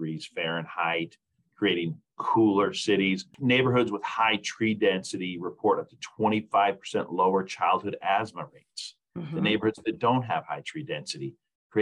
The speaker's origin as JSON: {"language": "English", "town": "Lincoln", "region": "Nebraska", "country": "United States", "tie": "born or raised there", "moved": "as an adult", "said": "I grew up in Lincoln, Nebraska, moved away for several years and moved back here to work for the Arbor Day Foundation"}